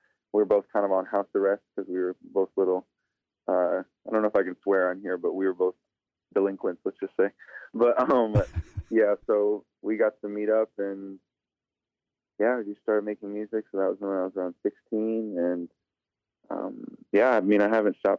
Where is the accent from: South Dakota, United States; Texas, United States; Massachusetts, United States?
South Dakota, United States; Sioux Falls; also born or lived in Pine Ridge Reservation, South Dakota; I grew up in South Dakota. I grew up on the east side in Sioux Falls